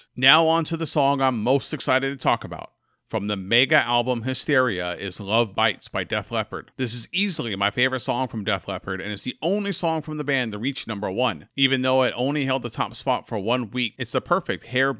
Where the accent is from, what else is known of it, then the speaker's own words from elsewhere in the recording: Oakland, California, United States; my hometown heroes, the team I grew up just down the street from, the Oakland Athletics.